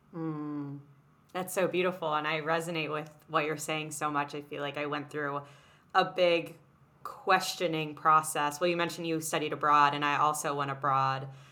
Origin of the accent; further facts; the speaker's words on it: New York City, New York, United States; growing up in New York City in a very small bubble of this private school environment